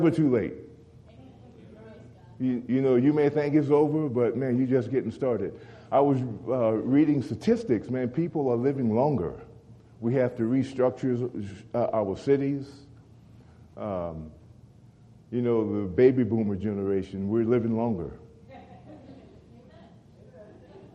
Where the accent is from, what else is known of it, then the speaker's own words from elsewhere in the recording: Louisiana, United States; now in Oklahoma, United States; growing up in Louisiana around alligators